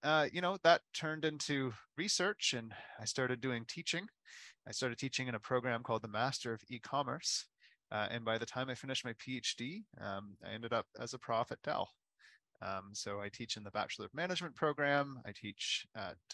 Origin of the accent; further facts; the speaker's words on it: Halifax, Nova Scotia, Canada; I was born in Halifax